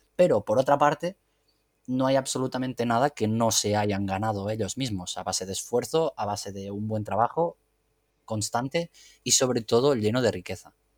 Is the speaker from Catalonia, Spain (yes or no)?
yes; Catalonia, Spain; como catalán fan del anime mm, creciste con Dragon Ball